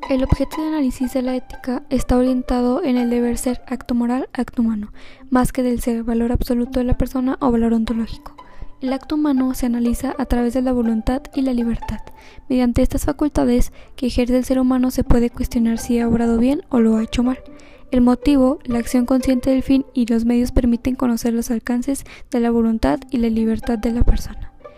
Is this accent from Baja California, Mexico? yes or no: no; Saltillo, Coahuila, Mexico; soy de Saltillo, Coahuila